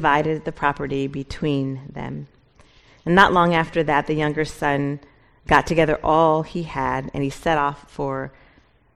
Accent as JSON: {"language": "English", "town": "Seattle", "region": "Washington", "country": "United States", "moved": "as an adult", "said": "I'm originally from Seattle. My family and I, we moved here in August"}